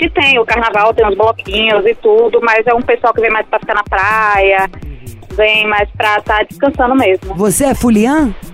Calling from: Aracaju, Sergipe, Brazil; Eu falo aqui de Aracaju, Sergipe.

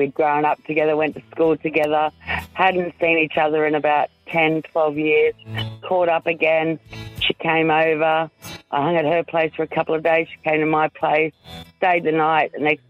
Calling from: Hervey Bay, Queensland, Australia; Harvey Bay.

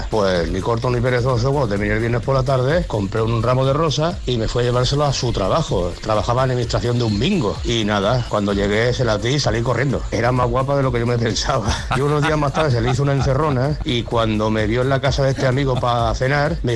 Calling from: Balearic Islands, Spain; Buenas tardes … de Mallorca, ¿cómo estáis?

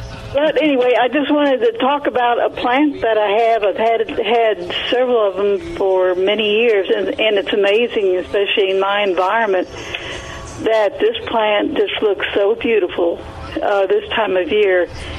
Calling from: United States; Jay's going to laugh, but I'm … from Wilson County.

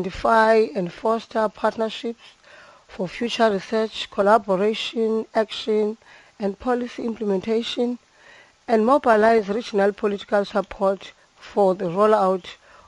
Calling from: East London, Eastern Cape, South Africa; I'm phoning from East London.

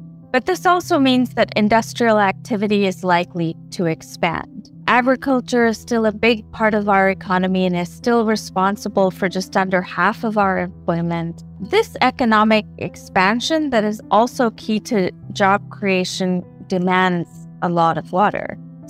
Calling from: New Delhi, Delhi, India; I'm in New Delhi. I'm joining you from New Delhi right now.

